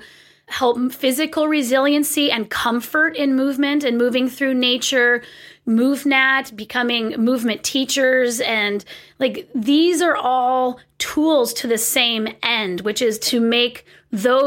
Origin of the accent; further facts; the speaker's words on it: California, United States; moved away as an adult; now in Pacific Northwest, United States; I'm from California. I had never really owned rain boots or winter gear my whole life. And then we moved to the Pacific Northwest